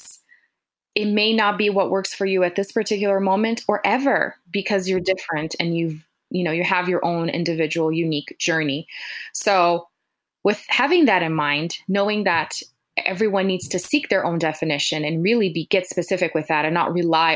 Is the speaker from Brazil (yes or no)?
yes; Brazil; I'm from Brazil, so that has been my background